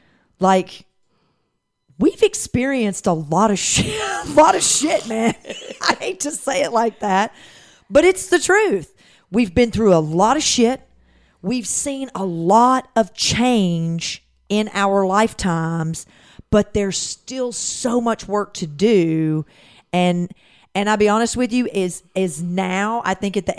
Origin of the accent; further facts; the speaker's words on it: Tennessee, United States; moved away as an adult; now in Atlanta, United States; I grew up in Tennessee